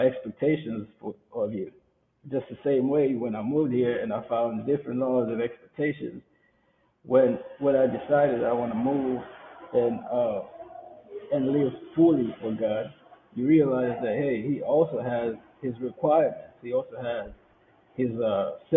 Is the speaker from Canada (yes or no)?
no; Kenya; moved away; we come from Kenya